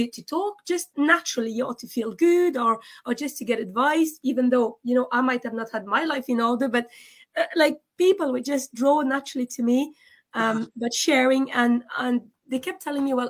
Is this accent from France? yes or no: yes; France; also born or lived in Scotland; now in Dublin, Ireland; I was born in France